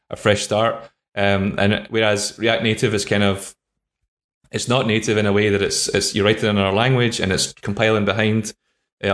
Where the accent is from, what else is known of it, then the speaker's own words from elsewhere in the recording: Scotland, United Kingdom; I'm from Scotland